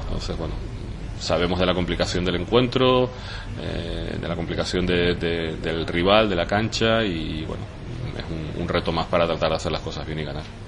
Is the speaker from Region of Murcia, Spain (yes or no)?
no; Tenerife, Canary Islands, Spain; pero también como tinerfeño